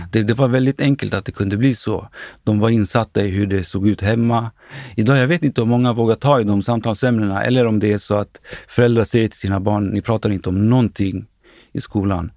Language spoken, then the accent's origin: Swedish; Stockholm, Stockholm County, Sweden; jag är född och uppvuxen i Akalla, en förort eh, i västerort eller norr, norra delen av Stockholm